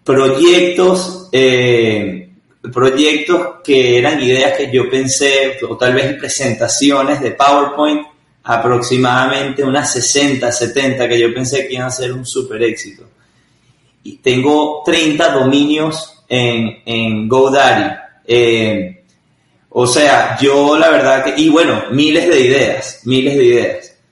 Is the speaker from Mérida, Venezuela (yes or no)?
no; Caracas, Capital District, Venezuela; yo nací en, soy venezolano, nací en Caracas